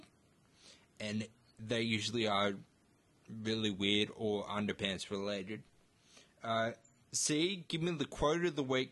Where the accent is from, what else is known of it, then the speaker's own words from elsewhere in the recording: Batemans Bay, New South Wales, Australia; I'm 26 and I grew up in Batemans Bay as well